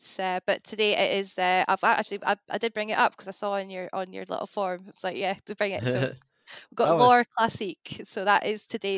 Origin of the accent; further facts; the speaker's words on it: Scotland, United Kingdom; moved away; because I'm from the Scottish borders, so I'm like just next to Dumfries and Galloway, and I grew up in the countryside.